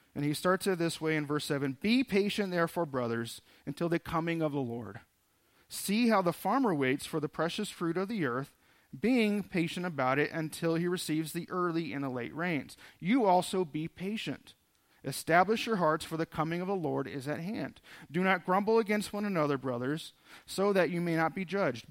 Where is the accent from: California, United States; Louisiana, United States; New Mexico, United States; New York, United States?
California, United States; Southern; moved away; I grew up in Southern California